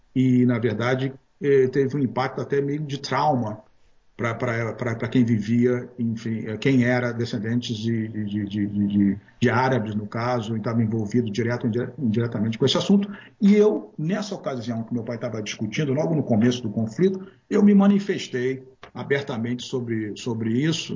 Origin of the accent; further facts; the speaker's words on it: Rio de Janeiro, Brazil; moved away as an adult; also born or lived in Canada; now in Santa Catarina, Brazil; eu sou do Rio de Janeiro